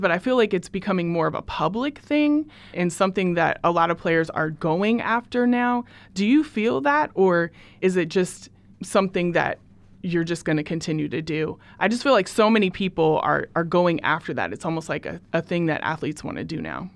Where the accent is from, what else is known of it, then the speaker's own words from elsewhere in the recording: Portland, Oregon, United States; also born or lived in Beaverton, Oregon; I am from Portland, Oregon